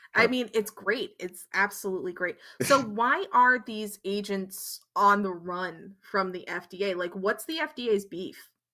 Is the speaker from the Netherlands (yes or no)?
yes; Netherlands; I grew up in the Netherlands